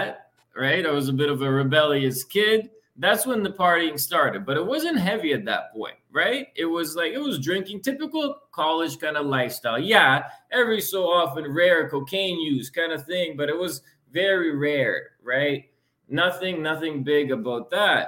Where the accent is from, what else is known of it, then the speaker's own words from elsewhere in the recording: Lviv, Lviv Oblast, Ukraine; moved away; also born or lived in London, Ontario; I was born in Lviv, Ukraine, a very western part of Ukraine, close to Poland, Eastern Europe